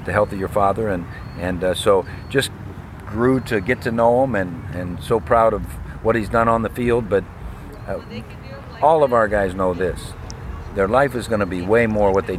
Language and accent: English; Cleveland, Ohio, United States; moved away as an adult; I spent from age 5 to 22 in Cleveland